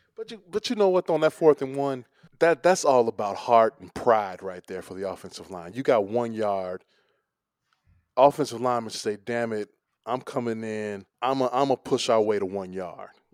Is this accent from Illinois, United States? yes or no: yes; Chicago, Illinois, United States; we are from Chicago